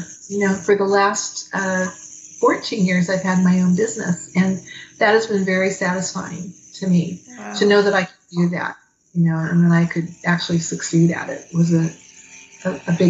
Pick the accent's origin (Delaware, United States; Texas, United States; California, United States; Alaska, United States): California, United States; Fresno; also born or lived in Los Angeles; I grew up in Fresno, which was just so different from Los Angeles